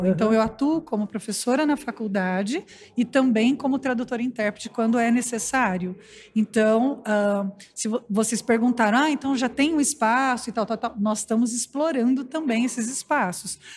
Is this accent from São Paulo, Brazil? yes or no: yes; Paulínia, São Paulo, Brazil; nós somos de Pauline